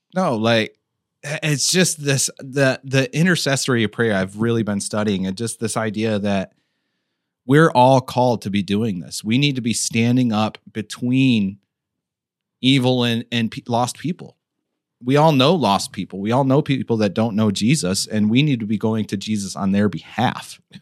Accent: United States; us as the American church

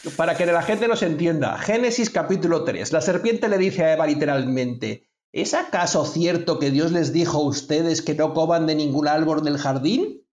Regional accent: Spain; soy de España

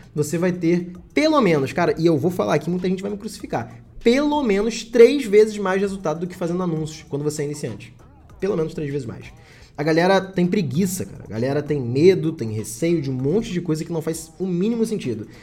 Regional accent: Rio de Janeiro, Brazil; Eu moro no Rio de Janeiro

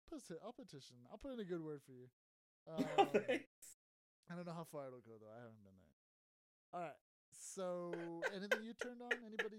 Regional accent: El Paso, Texas, United States; I'm from El Paso. I gotta say, I'm usually not the proudest of being from El Paso

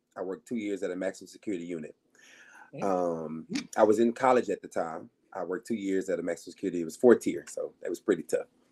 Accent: Arkansas, United States; moved away; I was in Arkansas, so I'm from Arkansas originally

